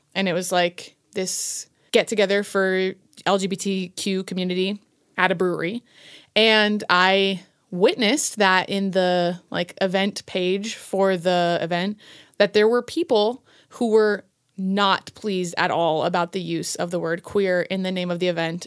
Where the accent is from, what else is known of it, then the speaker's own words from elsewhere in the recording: Colorado, United States; also born or lived in Virginia; From Colorado. I'm a Coloradan